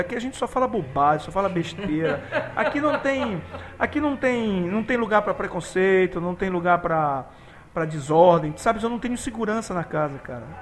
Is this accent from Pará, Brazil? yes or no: yes; Belém, Pará, Brazil